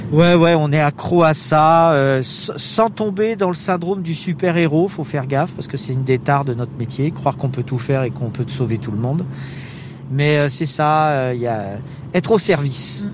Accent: France; on est français

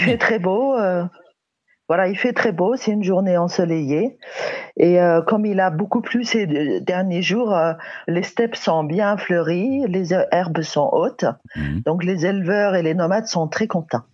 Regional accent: Mongolia; chez nous en Mongolie

